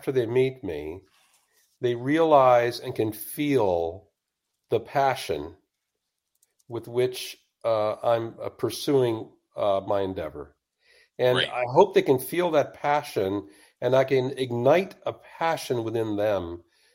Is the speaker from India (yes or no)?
no; Washington, District of Columbia, United States; I grew up in the Washington, D.C. area